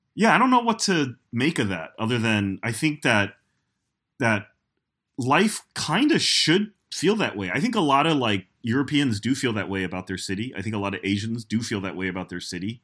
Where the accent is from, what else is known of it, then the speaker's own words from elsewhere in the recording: New York, United States; as a New Yorker